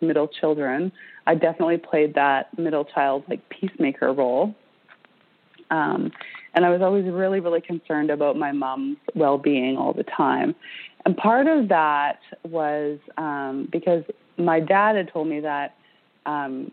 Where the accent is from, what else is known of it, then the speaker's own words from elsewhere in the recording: British Columbia, Canada; I grew up in British Columbia on the west coast of Canada.